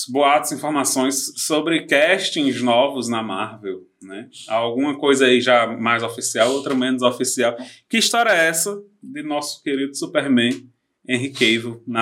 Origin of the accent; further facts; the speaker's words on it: interior of Ceará, Brazil; nós estamos aqui no interior do Ceará. Engula nosso sotaque.